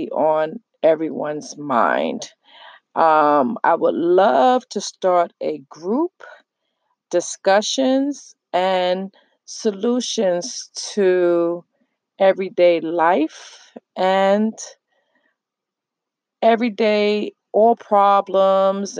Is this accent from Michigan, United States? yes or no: no; New York City, New York, United States; now in New Jersey, United States; I am from New York. I was born and raised in the Bronx. I live in New Jersey right now